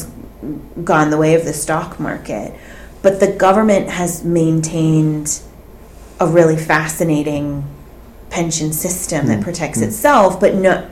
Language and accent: English; United States; moved away as an adult; now in United Kingdom; as an American